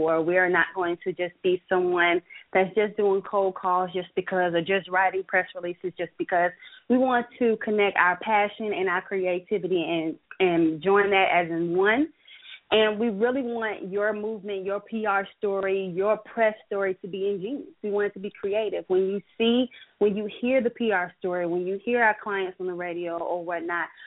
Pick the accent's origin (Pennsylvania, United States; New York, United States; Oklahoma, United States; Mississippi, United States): Mississippi, United States; Biloxi; now in Atlanta, United States; I'm from Biloxi, Mississippi, and I went to Jackson State. So I wanted to have something at my home base